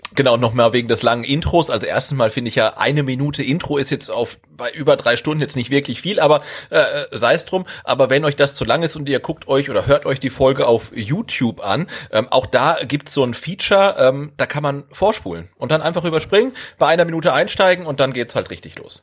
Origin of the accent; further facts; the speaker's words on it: North Rhine-Westphalia, Germany; ich komme ja aus Ostwestfalen